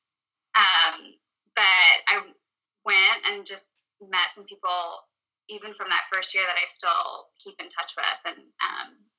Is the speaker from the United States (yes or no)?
yes; Conway, United States; I grew up in Conway